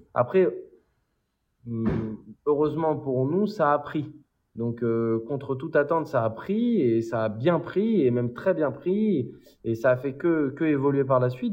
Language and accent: French; Paris, Île-de-France, France; also born or lived in London; j'ai grandi dans une, à, à Collet à Paris, entre Vincennes et Saint-Mandé